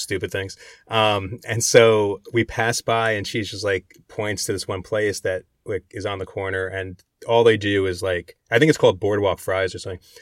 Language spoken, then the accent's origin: English; New Jersey, United States; the diners I grew up in Jersey going